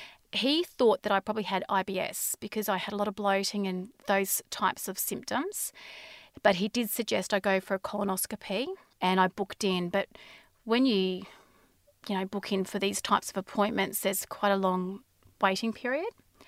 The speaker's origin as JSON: {"language": "English", "town": "Inverell", "region": "New South Wales", "country": "Australia", "tie": "born there", "also_born_or_lived": "Brisbane", "said": "I was born in Australia, in Inverell, New South Wales. We moved around a lot as children because of my father's work. So I went to six different schools and then we moved to Brisbane when I was in about grade six."}